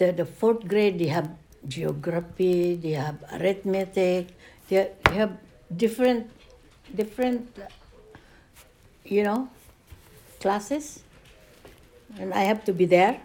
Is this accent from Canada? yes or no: no; Misamis Occidental, Northern Mindanao, Philippines; moved away; In Misamis Occidental. That's where my father's family was.